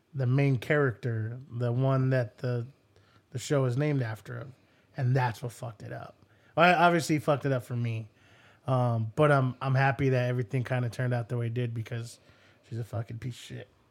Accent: United States; this is the American in me

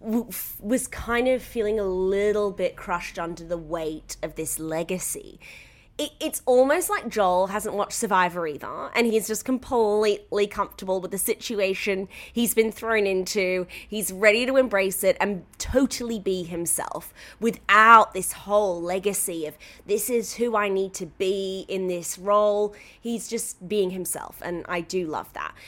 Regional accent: United Kingdom; now in Australia; I'm British

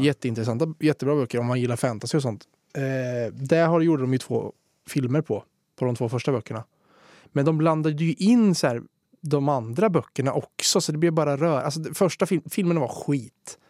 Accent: Svärtinge, Östergötland, Sweden; där jag kommer ifrån, Svärtinge som det heter, som ja. ligger utanför Norrköping

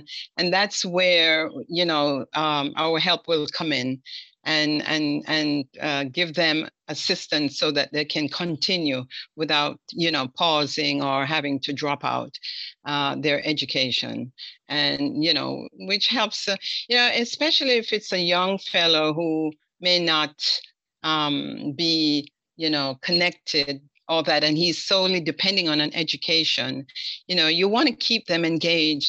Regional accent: Jamaica; moved away; as a Jamaican

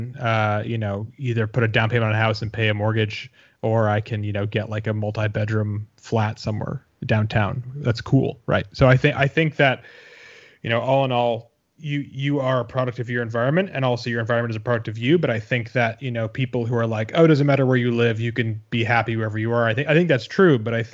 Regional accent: Boston, Massachusetts, United States; moved away as an adult; also born or lived in New York City / Arizona / Los Angeles / Chicago; now in Seattle, United States; So I grew up in Boston ages 0 to 18.

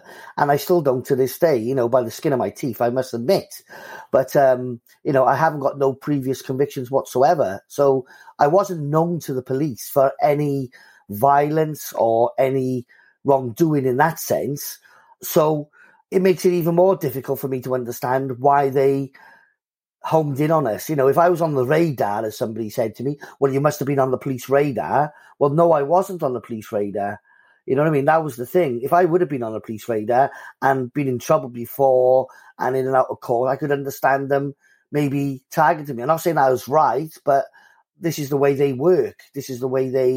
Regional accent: Cardiff, Wales, United Kingdom; I lived on a council estate, you know what I mean, in the community of Cardiff

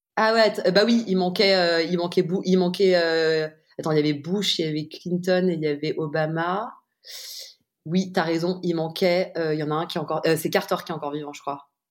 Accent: Paris, Île-de-France, France; j'ai grandi à Paris

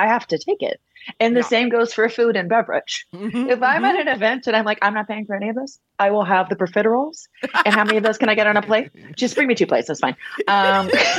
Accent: Kentucky, United States; born or raised there; moved away

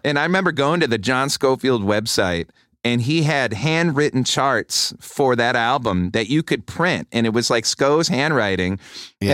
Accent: Rochester, New York, United States; if you're a drummer growing up in Rochester

